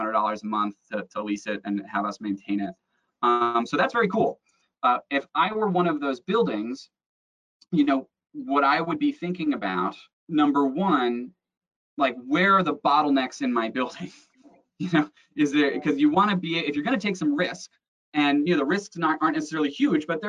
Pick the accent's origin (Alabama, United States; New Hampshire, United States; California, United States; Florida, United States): Florida, United States; South; I grew up in South Florida, which has great diving.